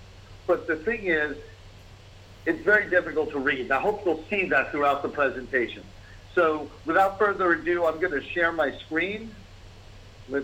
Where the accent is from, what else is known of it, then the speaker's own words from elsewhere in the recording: New York City, New York, United States; I'm born and raised in New York, in the Bronx